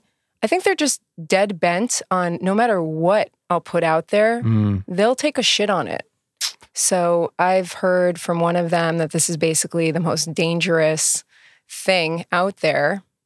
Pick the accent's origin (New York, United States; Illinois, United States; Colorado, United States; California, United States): New York, United States; Queens; born there; I was born in Queens, New York, in a hospital called Franklin General.